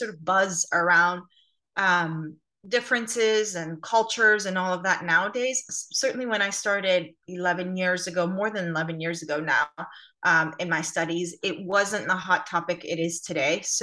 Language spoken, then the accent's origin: English; California, United States; moved away as an adult; also born or lived in Armenia; now in London, United Kingdom; family ended up migrating when I was about 5 years old, and then I grew up in California